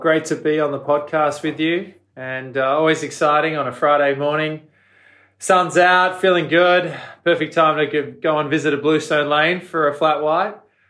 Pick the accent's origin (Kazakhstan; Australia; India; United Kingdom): Australia; Melbourne, Victoria; moved away; I'm originally from Melbourne, Australia.